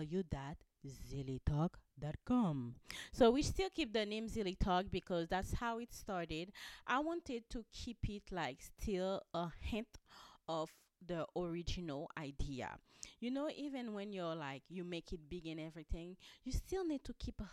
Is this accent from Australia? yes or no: no; Haiti; I'm from Haiti.